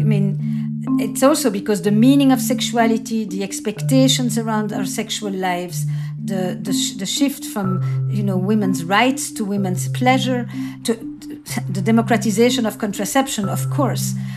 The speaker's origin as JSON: {"language": "English", "town": "Antwerp", "region": "Flanders", "country": "Belgium", "tie": "born or raised there", "said": "I grew up in Antwerp, uh, in Belgium, in a community that was all Jewish Holocaust survivors"}